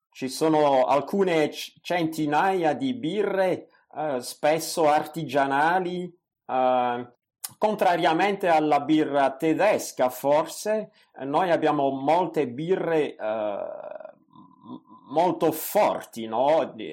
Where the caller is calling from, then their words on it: Belgium; vi ascolto dal Belgio. Eh, se devo presentare il mio paese, direi che il Belgio è un paese molto piccolo.